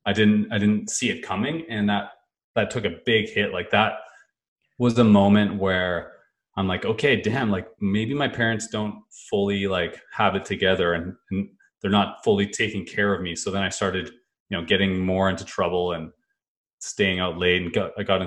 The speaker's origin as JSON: {"language": "English", "town": "Kelowna", "region": "British Columbia", "country": "Canada", "tie": "born or raised there", "said": "I grew up in Kelowna, BC, the Okanagan"}